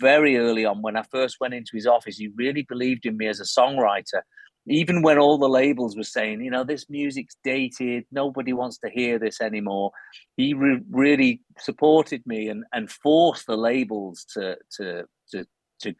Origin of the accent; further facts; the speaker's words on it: Cheshire, North West England, United Kingdom; And I was born in Cheshire, which is between Liverpool and Manchester.